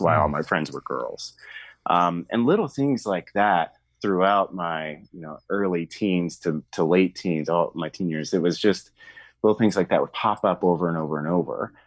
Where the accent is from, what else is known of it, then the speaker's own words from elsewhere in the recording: Arkansas, United States; I'm from the South, state of Arkansas, and I grew up in a very small town.